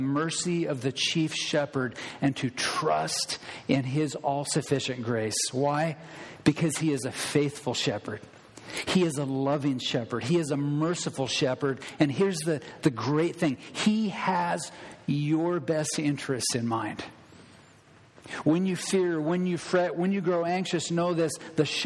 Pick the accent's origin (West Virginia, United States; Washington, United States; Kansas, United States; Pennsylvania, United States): Washington, United States; Thurston County; also born or lived in Le Grand / Everson; I grew up in Thurston County, a fairly large area